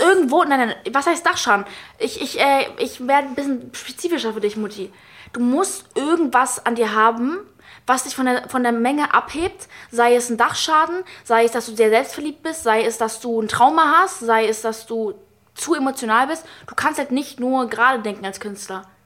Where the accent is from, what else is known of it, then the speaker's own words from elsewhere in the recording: United States; ich bin ja auch Amerikanerin